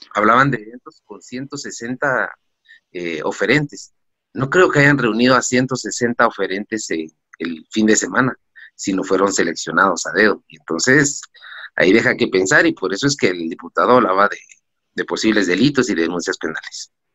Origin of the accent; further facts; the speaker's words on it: Guatemala; como guatemaltecos